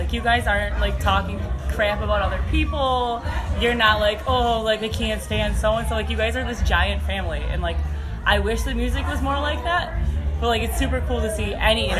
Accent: Wisconsin, United States; also born or lived in California; I'm from Wisconsin.

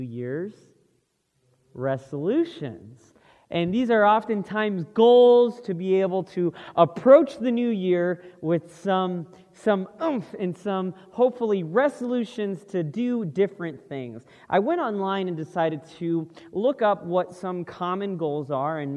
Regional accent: Florida, United States; moved away; we're originally from Florida, so that's the East Coast

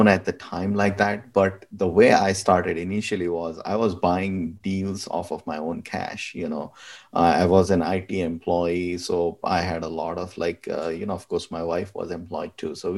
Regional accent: India; moved away as an adult; now in United States; back home, I'm from India

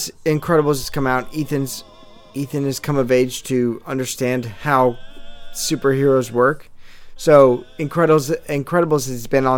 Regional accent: Southern California, United States; growing up in Southern California

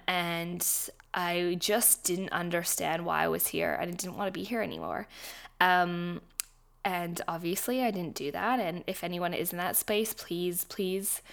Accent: Vancouver, British Columbia, Canada; moved away; also born or lived in Australia; I was born in Vancouver, Canada, but my family is all Australian

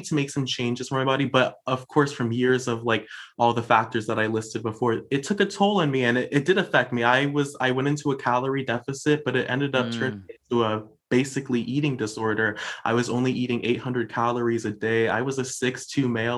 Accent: Los Angeles, California, United States; I am a Filipino American born and raised in Los Angeles

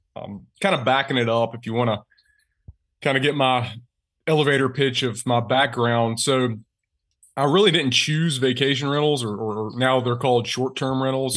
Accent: Eastern North Carolina, United States; also born or lived in Greenville, South Carolina; I'm from Eastern North Carolina, so I'm from that region

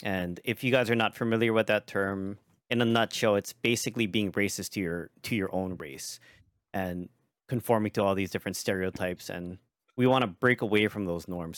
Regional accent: Hawaii, United States; the differences in upbringing, being that I'm from Hawaii

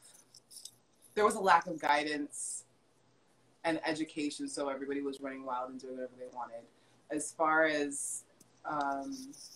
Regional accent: Hollywood, Florida, United States; I was brought up in Hollywood, Florida

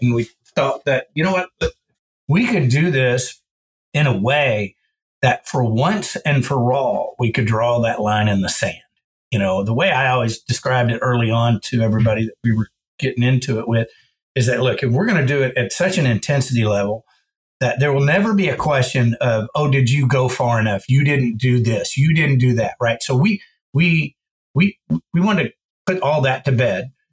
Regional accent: Georgetown, Texas, United States; I grew up in Georgetown, Texas, just about 30 miles north of Austin, dead center of the state, hill country.

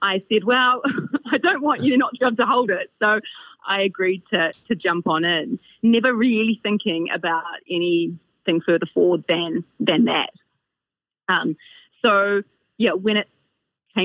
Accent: Oamaru, Otago, New Zealand; also born or lived in Cromwell / Wanaka; I spent a couple of years in Wanaka before Mum and Dad moved over to Oamaru. So naturally I followed and then went to school, primary school at Oamaua

